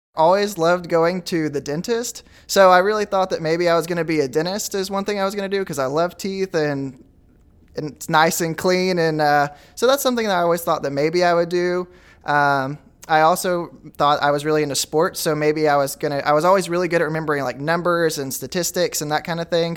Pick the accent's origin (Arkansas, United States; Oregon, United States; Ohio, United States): Arkansas, United States; Goose Ferry; also born or lived in Wooster, Arkansas; I'm originally from Goose Ferry, Arkansas. Now I live in Wooster.